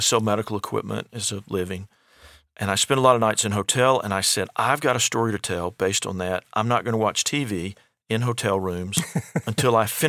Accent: Alabama, United States; born there; now in Indianapolis, United States; I'm a son of the South. I was born in Alabama in 1961, last year, the baby boom.

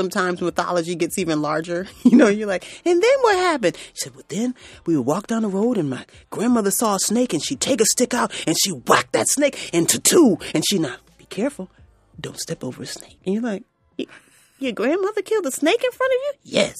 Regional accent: New York, United States; even though I grew up in Central New York, I definitely know my roots. I'm sorry, roots are definitely Southern. I'm still a Southern girl.

